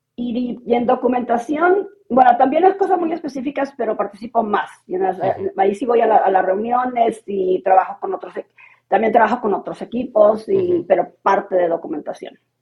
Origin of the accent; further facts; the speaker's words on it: Mexico; moved away as an adult; also born or lived in The Hague, Netherlands; now in Bratislava, Slovakia; yo soy mexicana de origen, pero vivo en Bratislava, en Eslovaquia